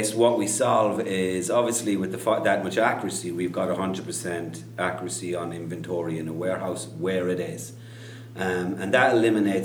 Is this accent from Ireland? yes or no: yes; Kerry, Munster, Ireland; I grew up in Kerry, Southwest Ireland